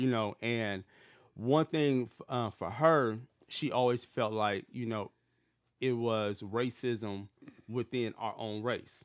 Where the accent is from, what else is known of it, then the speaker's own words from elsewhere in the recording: Detroit, Michigan, United States; growing up in Detroit where I grew up at, it was predominantly black